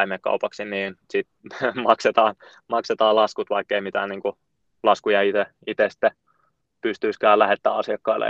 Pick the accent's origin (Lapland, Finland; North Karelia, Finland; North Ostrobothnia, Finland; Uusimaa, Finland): North Ostrobothnia, Finland; Oulu; moved away as an adult; now in Helsinki, Finland; mistä mä oon lähtöisin, niin mä oon Oulusta, ja on siellä viettänyt niin kuin lapsuuden